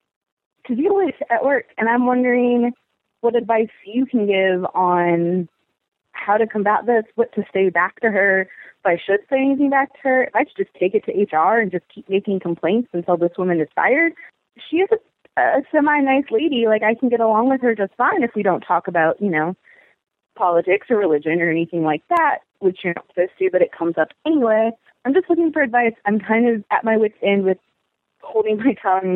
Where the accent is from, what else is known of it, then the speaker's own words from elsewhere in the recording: Lynchburg, Virginia, United States; I am from Lynchburg, as I said, and it's very, we're home of Liberty University